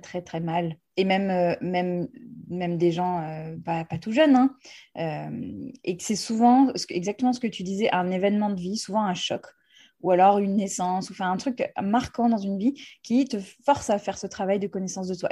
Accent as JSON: {"language": "French", "country": "United States", "tie": "born or raised there", "moved": "yes", "lives_now": "France", "said": "j'ai grandi aux États-Unis"}